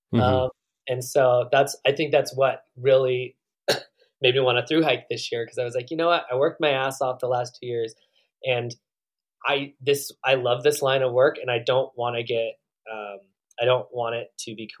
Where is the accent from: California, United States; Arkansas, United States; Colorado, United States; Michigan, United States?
California, United States; Northern; moved away; also born or lived in Oregon; I grew up in Northern California